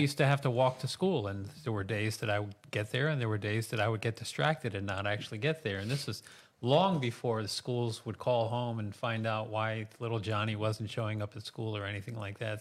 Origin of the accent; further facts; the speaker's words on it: Mahopac, New York, United States; I was raised in Mayapack, graduated from Mayapack High School